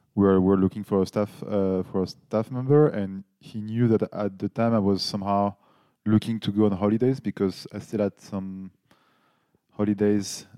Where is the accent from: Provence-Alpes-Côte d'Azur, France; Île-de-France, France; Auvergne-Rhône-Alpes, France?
Île-de-France, France; Paris; English is a second language; moved away as an adult; now in Nuremberg, Germany; I'm from Paris, but I live in Nuremberg as well for now, so six, seven years.